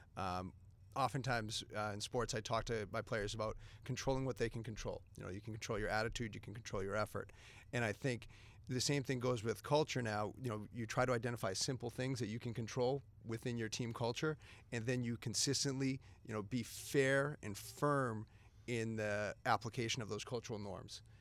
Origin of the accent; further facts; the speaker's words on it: Methuen, Massachusetts, United States; I grew up in the Merrimack Valley, uh, went to Methuen High School